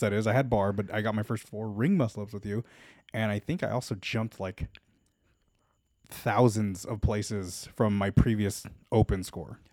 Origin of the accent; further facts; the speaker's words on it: Los Angeles, California, United States; I am a born and bred Los Angelino